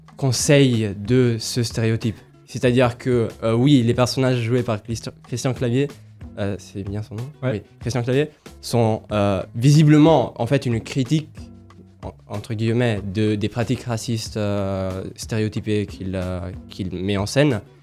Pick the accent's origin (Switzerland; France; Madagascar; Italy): Italy; moved away; Je suis italien, mais j'ai des origines africaines